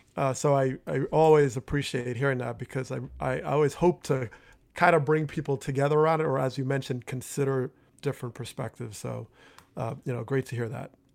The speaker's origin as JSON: {"language": "English", "town": "Teaneck", "region": "New Jersey", "country": "United States", "tie": "born or raised there", "said": "growing up in Teaneck, New Jersey"}